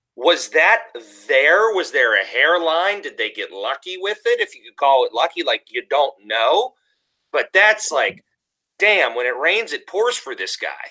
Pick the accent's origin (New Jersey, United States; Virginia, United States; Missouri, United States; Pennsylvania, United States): Pennsylvania, United States; Pittsburgh; accent: Yinzer; I'm a dude from Pittsburgh, and we're Yinzers with our hard R's and H's